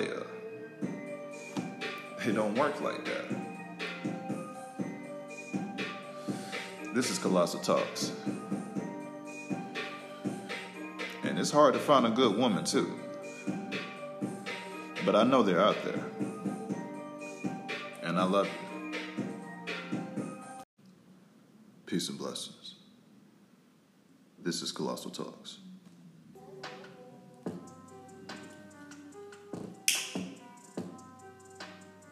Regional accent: Tallahassee, Florida, United States; I'm from North Florida, family. Don't get my Florida mixed up with Miami.

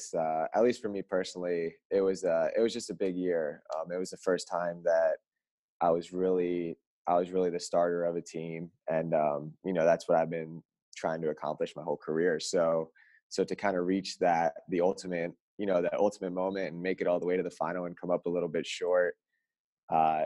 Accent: Florida, United States; moved away as an adult; now in Oregon, United States; growing up in Florida

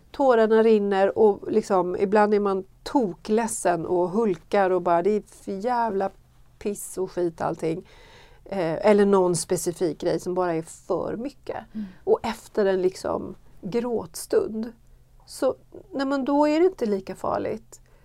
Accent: Sweden; i de kyrkor jag har varit här hemma i Sverige

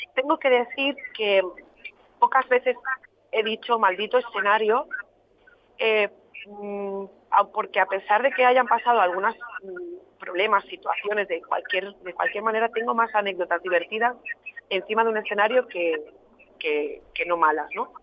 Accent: a town in Barcelona, Catalonia, Spain; yo soy de un pueblo de Barcelona

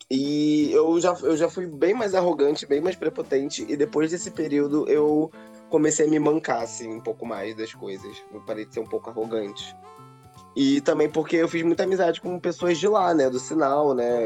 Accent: São Gonçalo, Rio de Janeiro, Brazil; sou de São Gonçalo

